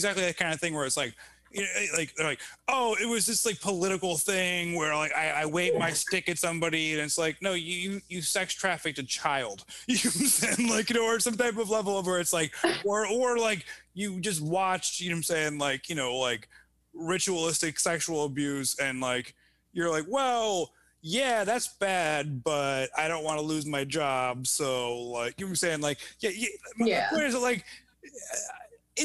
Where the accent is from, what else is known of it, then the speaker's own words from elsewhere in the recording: Evanston, Illinois, United States; also born or lived in Chicago; I grew up in Evanston